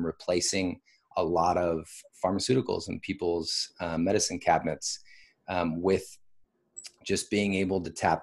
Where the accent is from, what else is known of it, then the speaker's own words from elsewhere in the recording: Washington, United States; also born or lived in Bay Area, California; now in Austin, United States; I'm from Washington State originally, had a pretty big family